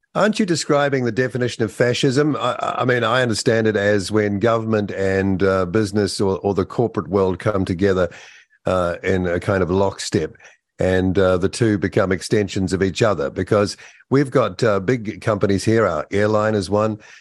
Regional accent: New Zealand; as a New Zealander

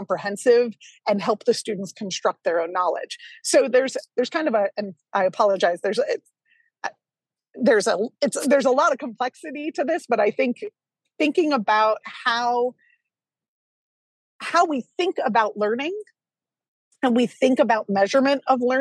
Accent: New Jersey, United States; I grew up in New Jersey.

